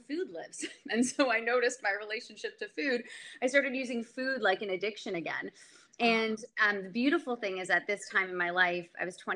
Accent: Canada; also born or lived in Montreal / Oakville, Ontario; I'm from Canada

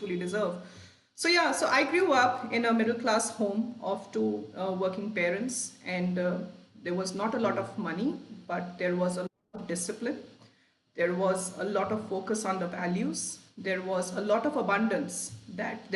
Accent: Lucknow, Uttar Pradesh, India; moved away; also born or lived in Sheffield; I grew up in Lucknow, you know, in a working middle class home

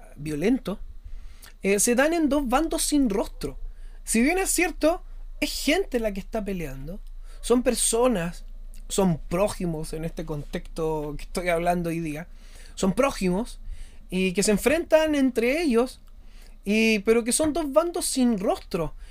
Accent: Chile; yo soy chileno y estoy viviendo actualmente una situación compleja en mi país

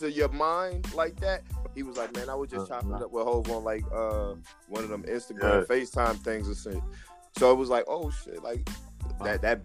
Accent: New Jersey, United States; I'm from Jersey. We from Jersey

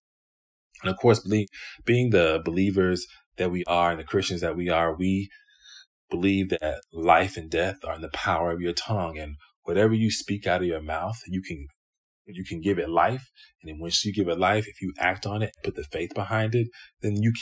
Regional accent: Greenville, South Carolina, United States; now in Cincinnati, United States; I grew up in Greenville, South Carolina

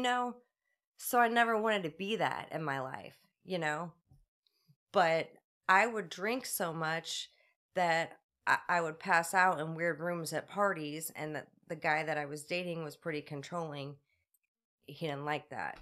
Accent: Rosewood Heights, Illinois, United States; I grew up in Rosewood Heights, uh, went to Roxana High School

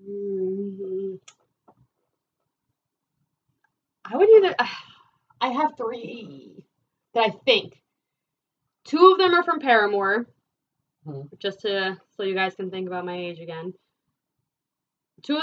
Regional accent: New Jersey, United States; we're from Jersey

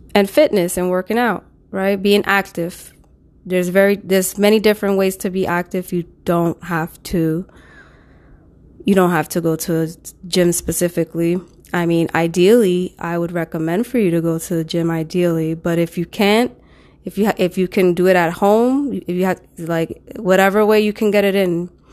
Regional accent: New York City, New York, United States; I'm from New York, specifically the Bronx

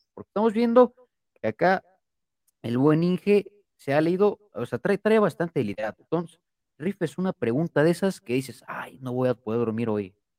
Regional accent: Mexico City, Mexico; soy chilango, por si no sabían. también yo, yo nací en la Ciudad de México

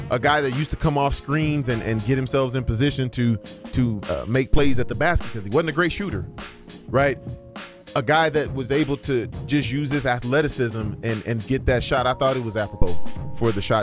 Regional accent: Missouri, United States; You know, I'm, we're from Missouri, Mike.

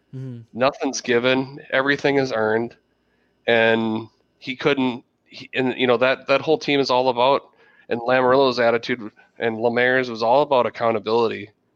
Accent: Minnesota, United States; also born or lived in South Central Wisconsin; now in Wisconsin, United States; I was born and raised in Minnesota

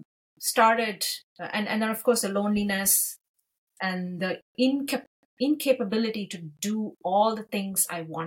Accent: India; moved away as an adult; I grew up in India where mental health was, that term was completely unknown

